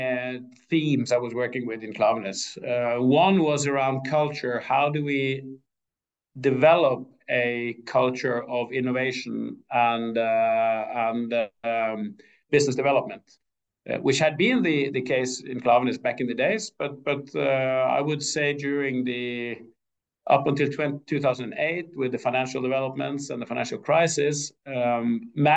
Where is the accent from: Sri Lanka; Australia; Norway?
Norway; Askøy, Vestland; also born or lived in Trondheim; I grew up on Askøy outside Bergen.